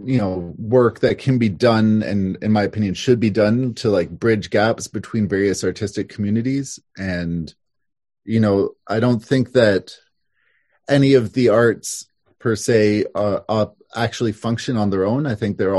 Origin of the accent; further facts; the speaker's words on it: Toronto, Ontario, Canada; moved away as an adult; also born or lived in Montreal, Quebec; now in Havelock, Canada; I grew up in downtown Toronto.